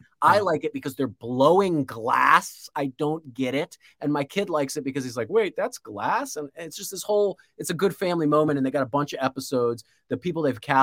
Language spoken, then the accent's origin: English; Florida, United States; born or raised there; moved away